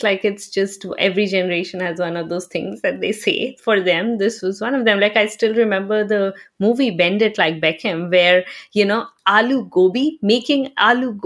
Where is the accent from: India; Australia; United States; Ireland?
India; Bihar; moved away; I'm from Bihar, right? So I still have family there.